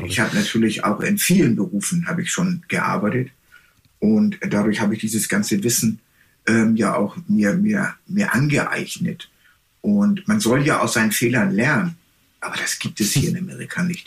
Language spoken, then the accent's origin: German; Germany; moved away as an adult; also born or lived in Texas, United States; now in Hawaii, United States; wir als Deutsche